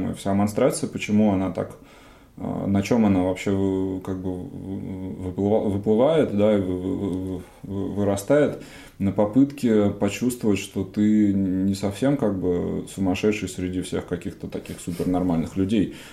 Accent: Novosibirsk, Novosibirsk Oblast, Russia; now in Moscow, Russia; У меня есть какая-то, ну, мамина квартира, в которой я вырос э, в Новосибирске.

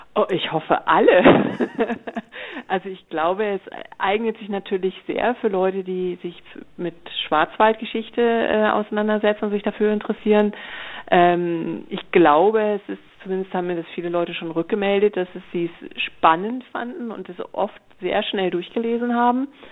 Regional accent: Flensburg, Schleswig-Holstein, Germany; also born or lived in Freiburg; now in Baden-Württemberg, Germany; ich komme eigentlich aus Flensburg, aus der Nähe von Flensburg, ähm, wohne aber schon deutlich länger in Baden-Württemberg als je in Schleswig-Holstein

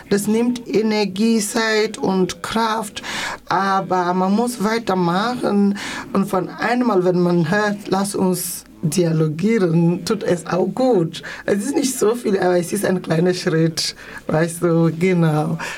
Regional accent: Freiburg, Baden-Württemberg, Germany; weil ich komme aus Deutschland, ich kam von Freiburg

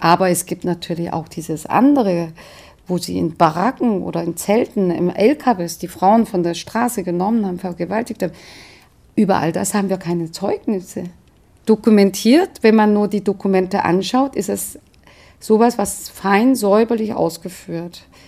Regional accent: South Korea; now in Germany; eine Koreanerin

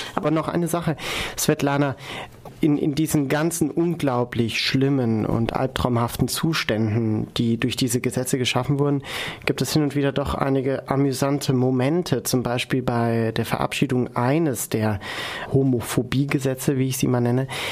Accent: Germany; ich jetzt als Deutscher

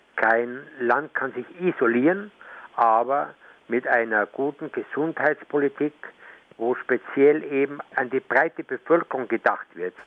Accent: Germany; now in Venezuela; ich komme manchmal in meine alte Heimat, gebe dort auch äh, Vorträge

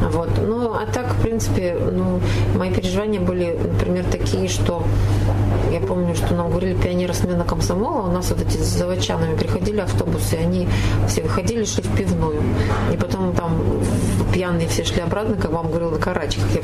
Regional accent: Chelyabinsk, Chelyabinsk Oblast, Russia; Она говорит, а из какого города? Мы говорим, из Челябинска.

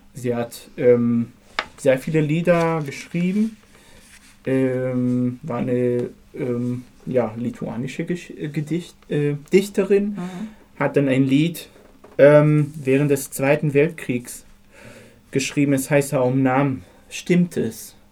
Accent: Haifa, Haifa District, Israel; moved away; ich bin in Haifa aufgewachsen

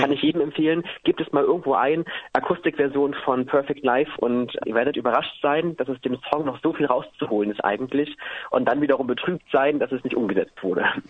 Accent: Cottbus, Brandenburg, Germany; moved away; also born or lived in Halle; hier in Halle und in meiner Heimat in Cottbus im äh, südlichen Brandenburg

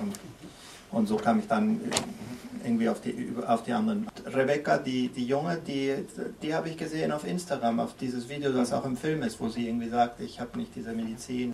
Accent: Venezuela; ich bin in Venezuela geboren und aufgewachsen

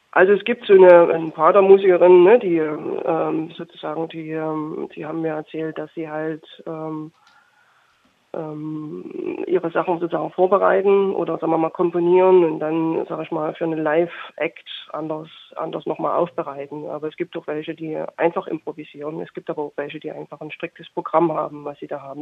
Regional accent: Chemnitz, Saxony, Germany; also born or lived in Berlin; aber ich komme aus Chemnitz ursprünglich

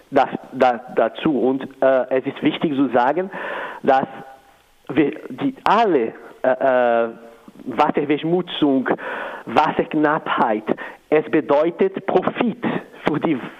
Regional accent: Brazil; German is a second language; moved away as an adult; now in Switzerland; Ich bin Brasilianer eigentlich. Ich wohne hier seit 2009.

